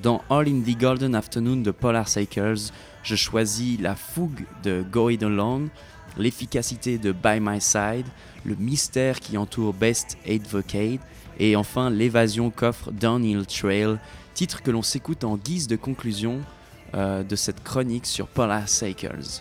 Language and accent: French; Switzerland; now in Quebec, Canada; la Suisse, mon pays natal.